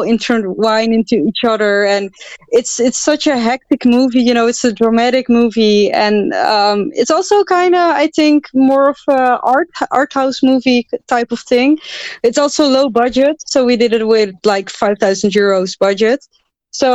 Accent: Netherlands; I'm from the Netherlands.

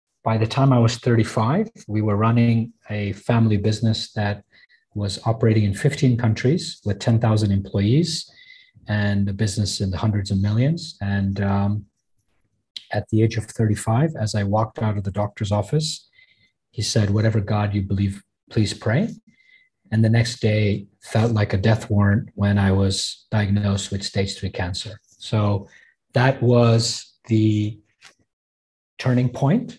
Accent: Belgium; also born or lived in Africa / Canada / United States; now in Hong Kong; I'm born in Africa. I was raised in Belgium, finished my schooling in Canada, university in the US. I moved to Hong Kong in 1992.

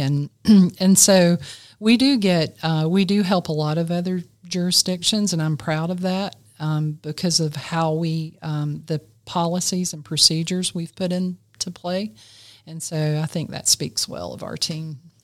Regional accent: Greenville, South Carolina, United States; I grew up in Greenville, South Carolina, I've lived in this area all my life

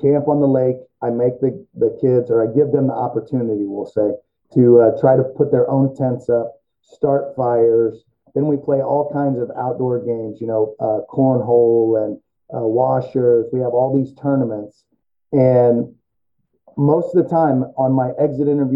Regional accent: Central Illinois, United States; moved away as an adult; now in St. Louis, United States; I grew up in Central Illinois

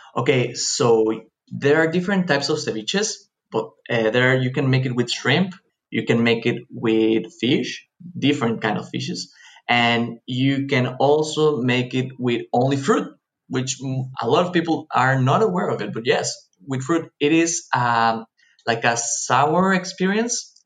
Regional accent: Cancún, Quintana Roo, Mexico; I grew up here in Cancun, Mexico

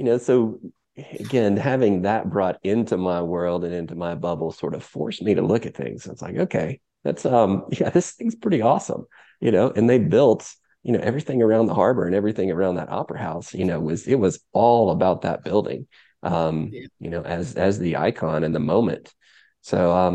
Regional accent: Chattanooga, Tennessee, United States; growing up in Chattanooga

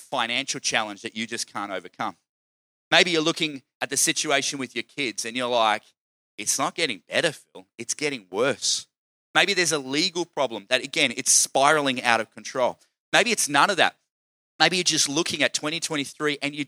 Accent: Queensland, Australia; I'm from Queensland

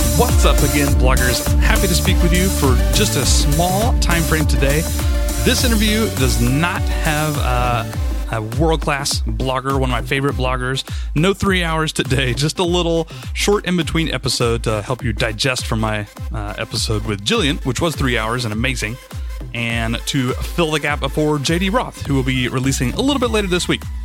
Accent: the South, United States; I'm from the South

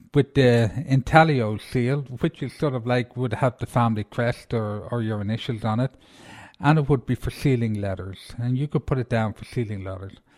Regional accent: Ireland; I'm Irish

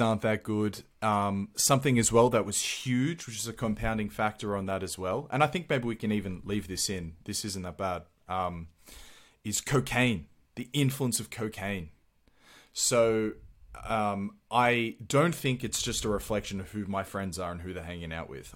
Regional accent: Sydney, New South Wales, Australia; I'm from Malabar

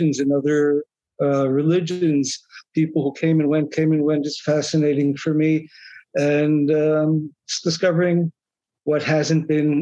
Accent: Israel; also born or lived in United States; My parents, out of religious, national, Zionist ideal, wanted to make Aliyah, to immigrate to Israel.

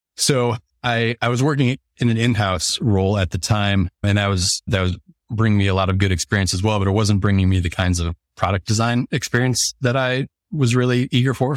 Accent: Detroit, Michigan, United States; moved away as an adult; now in Indianapolis, United States; I'm from the Detroit area originally, a s, small suburb outside of Detroit.

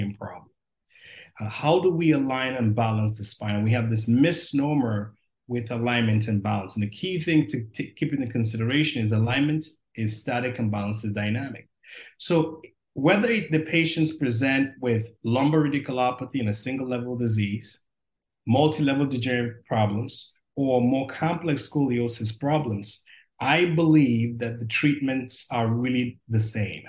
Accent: Nigeria; also born or lived in West Indies / Durham, North Carolina / Nashville, Tennessee / Chicago, Illinois; now in Cincinnati, United States; Originally from Nigeria, and spent some time in the West Indies and came to Duke University many years ago as an athlete

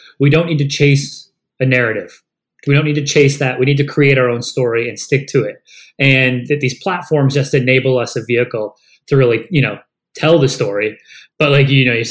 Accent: Canada; moved away as an adult; now in United States; I grew up in Canada and I moved to the US 6 years ago.

